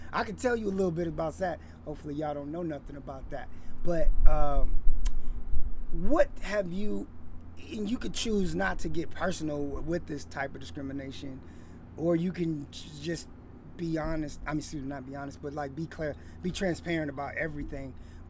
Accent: United States; moved away as an adult; now in Canada; I'm from the States

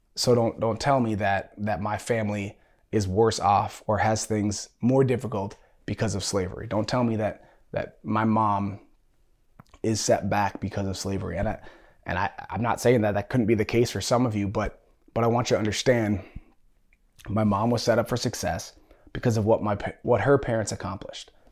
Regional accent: United States; also born or lived in San Diego; I was born here in America

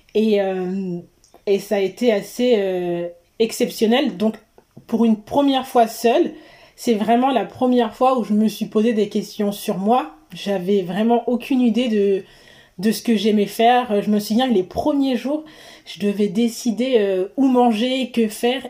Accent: Seine-et-Marne, Île-de-France, France; also born or lived in Guadeloupe; je viens d'Île-de-France, de Seine-et-Marne particulièrement

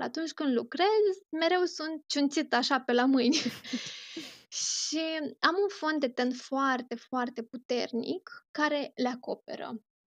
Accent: Romania; moved away as an adult; now in Doha, Qatar; de atunci uh, mă întorc în România foarte rar, doar în concediu

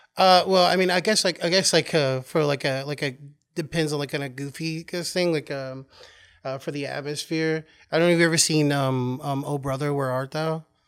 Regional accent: Oklahoma, United States; moved away as an adult; also born or lived in California; now in New York, United States; I was born in California, and then I, um, moved to Oklahoma at a young age, and then I came here to New York, um, after living in Oklahoma for well over twenty years

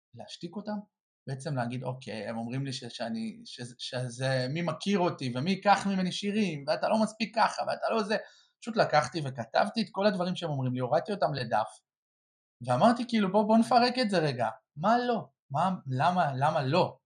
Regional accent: Or Yehuda, Central District, Israel; גדלתי באור יהודה

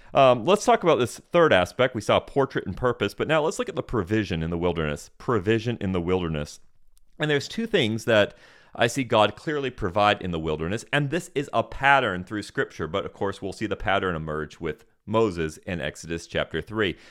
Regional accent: Senegal; I grew up in Senegal, West Africa

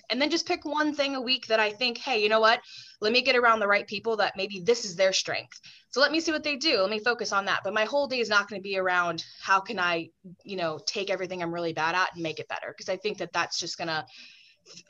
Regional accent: Texas, United States; moved away as an adult; also born or lived in Long Island, New York; now in New York, United States; I'm originally from the South. You all know I'm from Texas

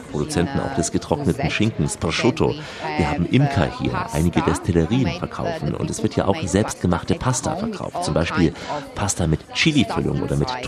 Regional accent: Istria County, Croatia; Bei uns in Istrien war das nie so üblich, nur mit Hunden.

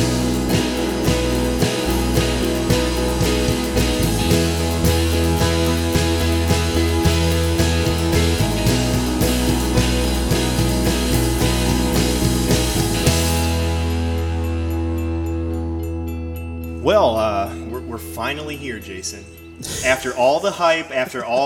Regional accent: Metamora, Michigan, United States; I grew up in Metamora, Michigan

